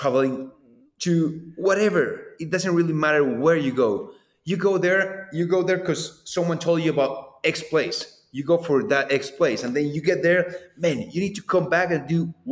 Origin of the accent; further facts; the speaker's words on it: Manizales, Caldas, Colombia; Manizales, my hometown.